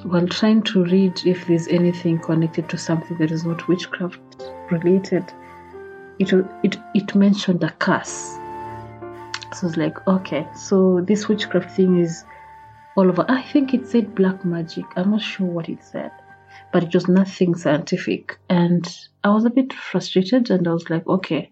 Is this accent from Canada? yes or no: no; Kisii, Kisii County, Kenya; I come from Kisi, my dad comes from Kisi